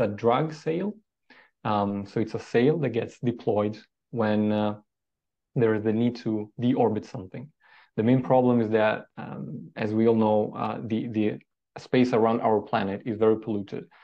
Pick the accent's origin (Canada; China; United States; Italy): Italy; Trento, Trentino-Alto Adige; I was born in a very small town uh, in the Alps called Trento, uh, next to the Austrian border.